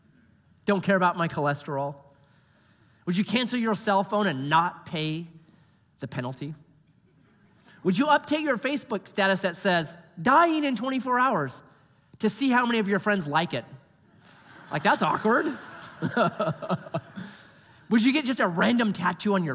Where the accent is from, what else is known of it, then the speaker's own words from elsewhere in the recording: United States; I'm an American